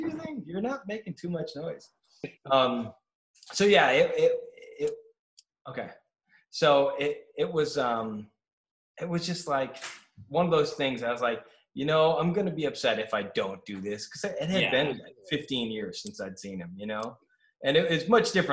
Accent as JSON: {"language": "English", "region": "Massachusetts", "country": "United States", "tie": "born or raised there", "moved": "yes", "lives_now": "Los Angeles, United States", "said": "I grew up in Massachusetts"}